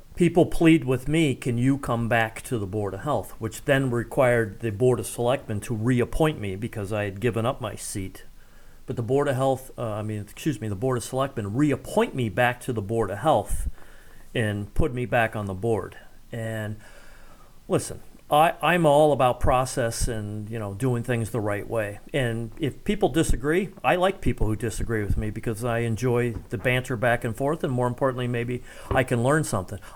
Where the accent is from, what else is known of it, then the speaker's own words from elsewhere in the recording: Ohio, United States; also born or lived in Cincinnati, Ohio / Columbus, Ohio; now in Ashland, United States; I grew up in Cincinnati and Columbus, so I, I know Ohio pretty well